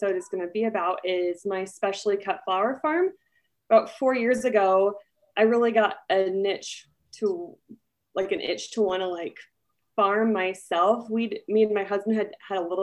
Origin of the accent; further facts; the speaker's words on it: New Plymouth, Idaho, United States; now in Jerome, United States; I live right now in Jerome, Idaho, but I grew up near the Treasure Valley, or in New Plymouth, Idaho, which is near Boise.